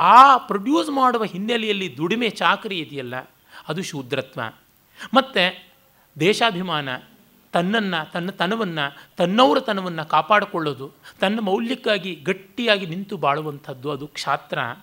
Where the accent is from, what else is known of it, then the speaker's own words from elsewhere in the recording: Kannadiga, Karnataka, India; ನಾನು ಕನ್ನಡಿಗ ವರ್ಣ ಬ್ರಾಹ್ಮಣ ಅಂತಂತಾರೆ ದೇಶ ರ ಭಾರತೀಯ